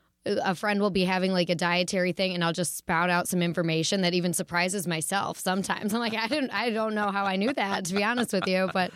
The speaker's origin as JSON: {"language": "English", "town": "Detroit", "region": "Michigan", "country": "United States", "tie": "born or raised there", "also_born_or_lived": "Pittsburgh", "accent": "Midwest", "said": "Yeah, I was born in Pittsburgh, and then I finished college in Pittsburgh and started comedy there. So it definitely, you know, holds something. And my family lives there now. But where I got this really lovely dialect was the Midwest in Metro Detroit."}